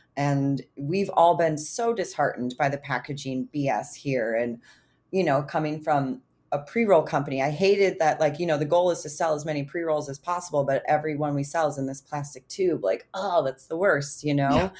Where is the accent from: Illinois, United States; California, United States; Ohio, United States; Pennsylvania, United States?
Illinois, United States; moved away; Illinois is one of those states, my home state